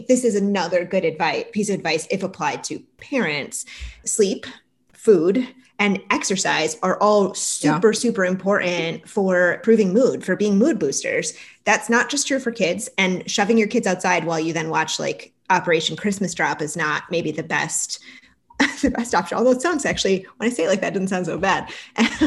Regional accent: Syracuse, New York, United States; I grew up in Syracuse, New York

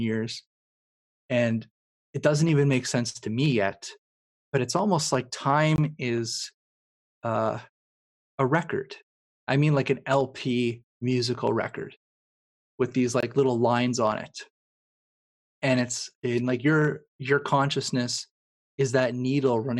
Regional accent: Canada; I'm also Canadian too

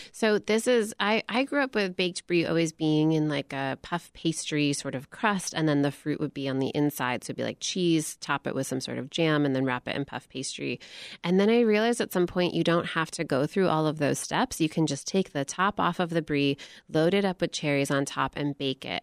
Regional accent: Michigan, United States; I grew up in Michigan

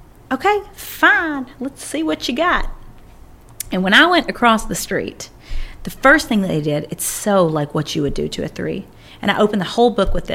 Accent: Kentucky, United States; it was in my hometown in Kentucky

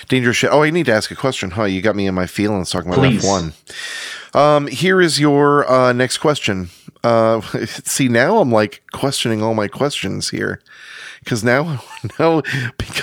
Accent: Maine, United States; accent: Maine; moved away; I was born in Maine

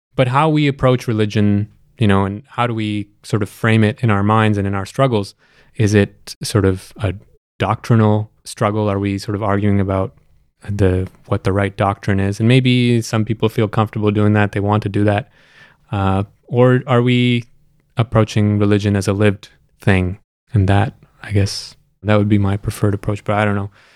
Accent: Canada; also born or lived in Pakistan; now in Toronto, Canada; I spent most of my life here in Canada, and the last recent uh, years of my life here in Toronto

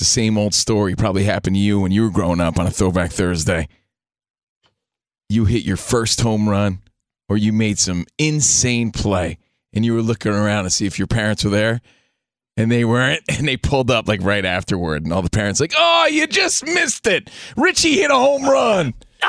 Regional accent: New Jersey, United States; now in Los Angeles, United States; My sister's the only family I have out here in Los Angeles. Again, I'm from New Jersey.

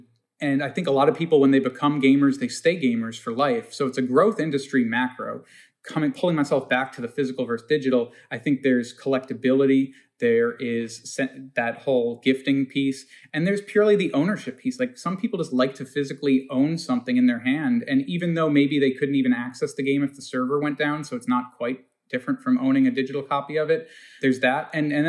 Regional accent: Long Island, New York, United States; I'm a kid from Long Island who's gotten wound up in some crazy story here

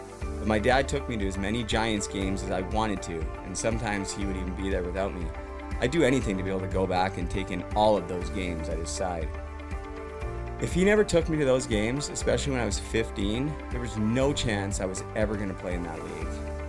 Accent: Port Coquitlam, British Columbia, Canada; Growing up in Port Coquitlam in the 1990s was great. Played for the Poco Pirates.

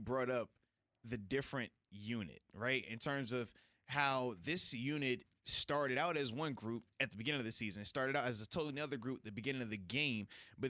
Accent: Virginia Beach, Virginia, United States; moved away; Man, how's the weather in my hometown? Baby 757 over here, man.

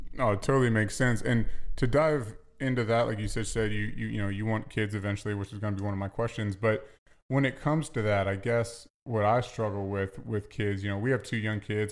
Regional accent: Virginia, United States; I'm from the South

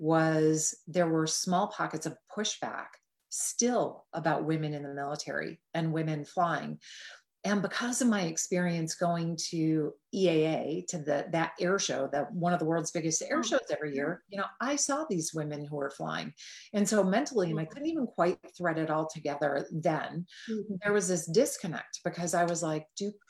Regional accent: Midwest, United States; And the fact that I was raised in the Midwest, where Midwesterners have generally a very strong work ethic and we're very generally stoic, right?

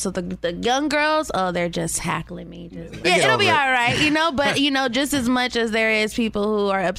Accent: San Bernardino, California, United States; I'm from Cali. I'm from out here. Okay, where? Inland Empire, San Bernardino.

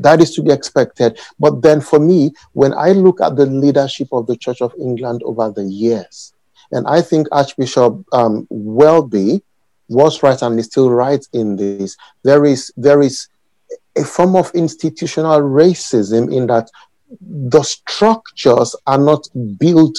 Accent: Nigeria; moved away as an adult; now in United Kingdom; I grew up in Nigeria

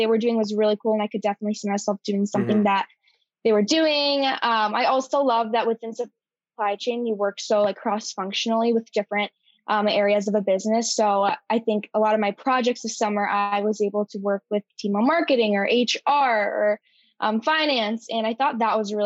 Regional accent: Ann Arbor, Michigan, United States; I'm actually from the Ann Arbor area.

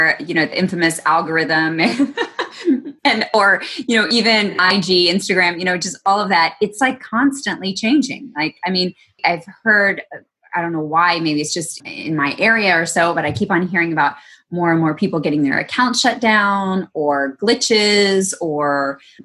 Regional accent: Texas, United States; I grew up in Texas.

